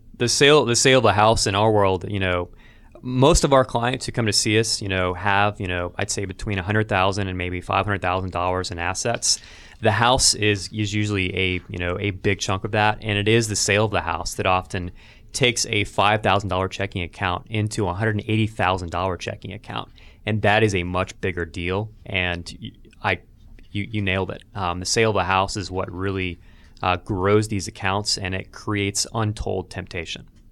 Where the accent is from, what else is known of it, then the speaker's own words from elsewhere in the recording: Albany, Georgia, United States; in my hometown of Albany, Georgia